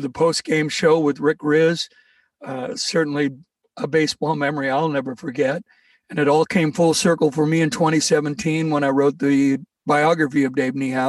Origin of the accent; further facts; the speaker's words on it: New Orleans, Louisiana, United States; moved away; also born or lived in Seattle, Washington; I did most of my growing up in New Orleans